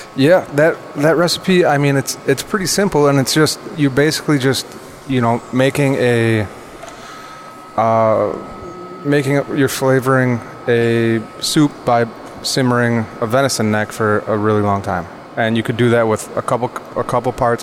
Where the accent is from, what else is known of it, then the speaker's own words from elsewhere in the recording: Central Wisconsin, United States; moved away; also born or lived in New York; growing up in Central Wisconsin